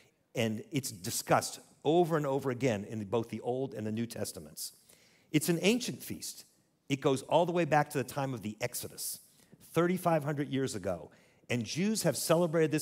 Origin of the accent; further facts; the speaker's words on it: United States; Growing up in secular America, I went to Hebrew school.